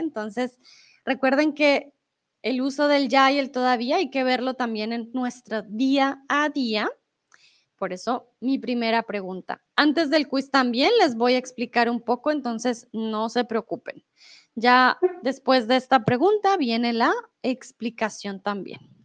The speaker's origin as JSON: {"language": "Spanish", "country": "Colombia", "also_born_or_lived": "Mexico", "first_language": "Spanish", "moved": "yes", "lives_now": "Germany", "said": "soy de Colombia. Comúnmente vivo en Alemania, ahora estoy en eh, México"}